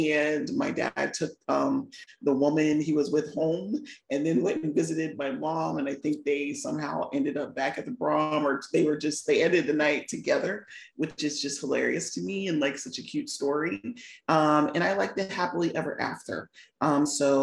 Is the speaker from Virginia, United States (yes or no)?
yes; Virginia, United States; I was born and raised in Virginia. I'm still in Virginia, just outside of DC, about 45 minutes away